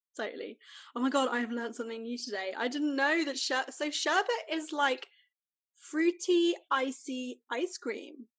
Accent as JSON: {"language": "English", "country": "United Kingdom", "said": "as a British person"}